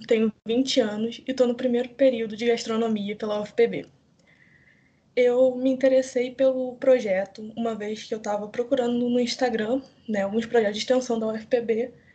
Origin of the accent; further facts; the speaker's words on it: Petrópolis, Rio de Janeiro, Brazil; eu sou de Petrópolis, no Rio de Janeiro